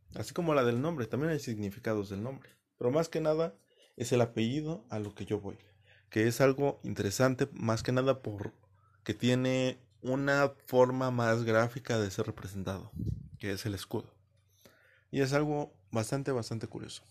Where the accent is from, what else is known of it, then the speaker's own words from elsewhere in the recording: Mexico; yo soy mexicano